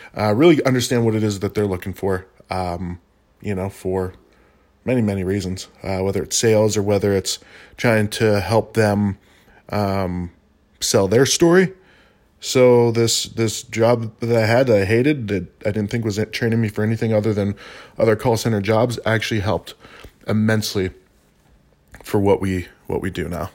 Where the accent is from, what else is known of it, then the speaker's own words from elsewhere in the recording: Albuquerque, New Mexico, United States; I am from Albuquerque